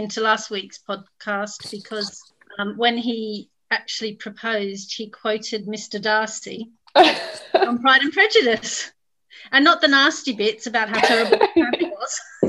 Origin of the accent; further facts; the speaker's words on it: Sydney, New South Wales, Australia; moved away as an adult; now in Bath, United Kingdom; I'm not from New Zealand. I'm from Australia. I grew up in Sydney.